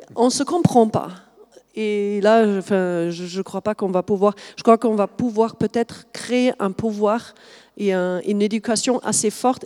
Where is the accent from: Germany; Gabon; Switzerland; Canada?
Germany; accent: German; French is a second language; now in France; je suis allemande de, base, vous avez peut-être noté le petit accent.